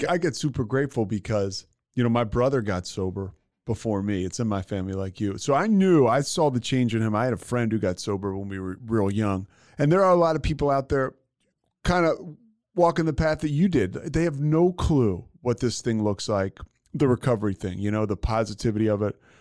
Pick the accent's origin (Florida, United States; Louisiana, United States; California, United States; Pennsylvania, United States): Pennsylvania, United States; Philadelphia; I grew up in Philadelphia, and I grew up, you know, uh, you know, in high school in the '90s